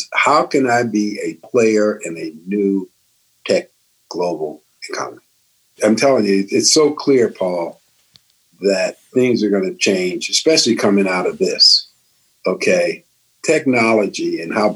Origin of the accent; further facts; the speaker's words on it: Chicago, Illinois, United States; I'm from Chicago